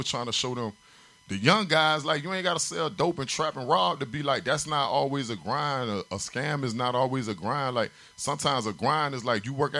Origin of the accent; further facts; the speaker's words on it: Richmond Heights, Florida, United States; I'm from Richmond Heights. I'm from down south